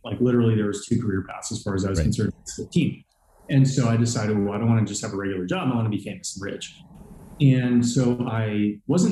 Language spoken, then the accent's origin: English; San Francisco Bay Area, California, United States; moved away as an adult; also born or lived in Nashville; I grew up in the San Francisco Bay Area